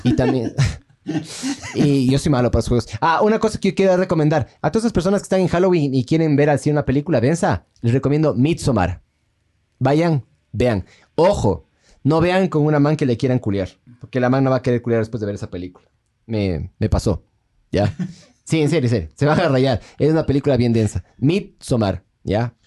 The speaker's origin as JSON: {"language": "Spanish", "country": "Ecuador", "said": "Somos ecuatorianos"}